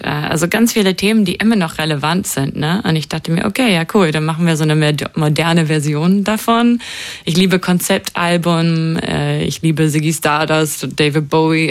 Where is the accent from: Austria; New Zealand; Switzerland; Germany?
New Zealand; moved away; Ich konnte nicht äh, in meine Heimat fahren wie normal